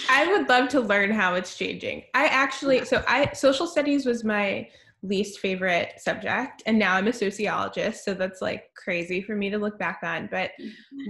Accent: Lisle, Illinois, United States; I grew up outside Chicago, about 30 minutes outside of the city, in a town called Lisle

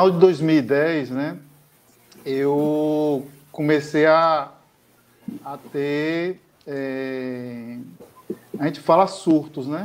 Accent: Ilhéus, Bahia, Brazil; born there; É, moro em Ilhéus, nasci aqui em Ilhéus, né? para quem não conhece Ilhéus, Ilhéus, sul da Bahia.

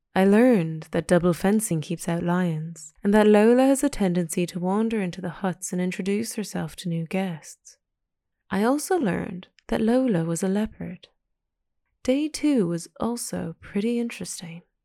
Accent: Pacific Northwest of Canada, British Columbia, Canada; moved away; Growing up in the Pacific Northwest of Canada

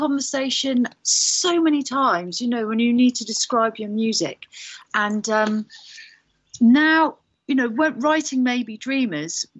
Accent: Bristol, South West England, United Kingdom; I grew up in Bristol

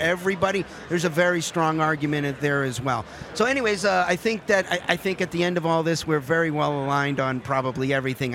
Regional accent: Massachusetts, United States; I'm from Massachusetts

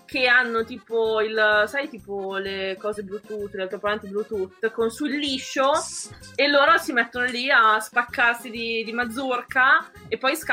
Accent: Emilia-Romagna, Italy; Io non sono romagnola Lorenzo, sono emiliano.

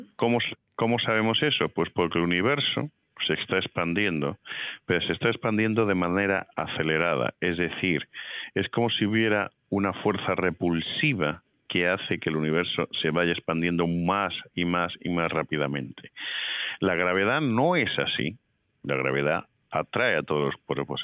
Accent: Madrid, Community of Madrid, Spain; moved away as an adult; also born or lived in Toledo / Seville / Baltimore / Geneva; now in Indiana, United States; yo nací en Toledo, eh, mi familia es del sur de España, de Sevilla, pero yo me crié en Madrid

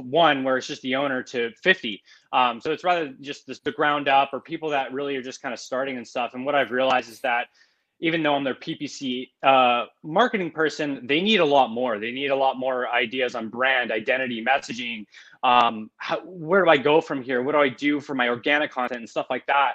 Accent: Pittsburgh, Pennsylvania, United States; now in Portland, United States; I live in Portland, Oregon. I'm originally from Pittsburgh, Pennsylvania

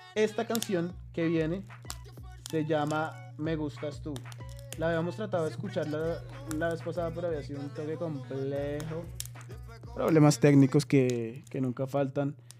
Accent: Colombia; somos colombianos

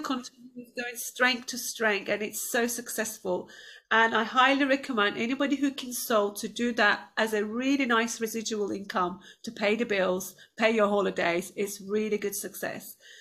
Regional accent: Turkey; moved away as an adult; now in United Kingdom; I was quite an outgoing girl growing up in Turkey

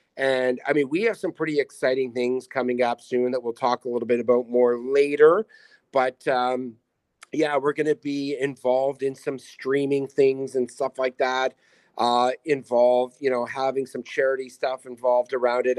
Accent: the Maritimes, Canada; now in Winnipeg, Canada; We are both from the Mar-, like, Maritimes and East

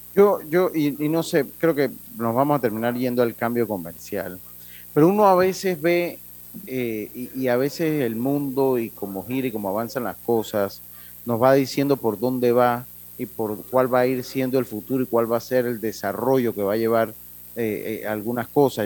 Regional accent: Interior of Panama, Panama; como hablamos allá en, la, en mi tierra, en el interior del país

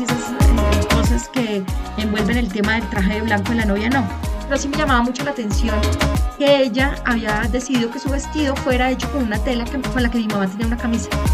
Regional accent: Colombia; Soy colombiana, vivo en Bogotá

